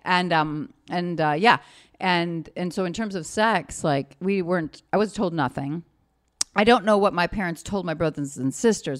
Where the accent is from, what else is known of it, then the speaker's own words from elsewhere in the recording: Chicago, Illinois, United States; also born or lived in Fort Leonard Wood, Missouri; Greenleaf Street, Chicago, Illinois